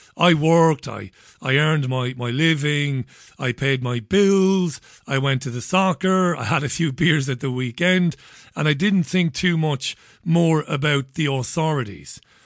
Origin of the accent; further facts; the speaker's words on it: Ireland; now in United Kingdom; I'm an Irishman living in the U K